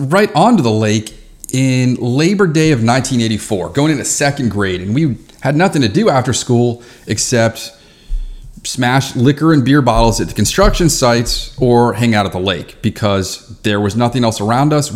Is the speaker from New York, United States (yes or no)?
no; Reston, Virginia, United States; I grew up in Reston, Virginia.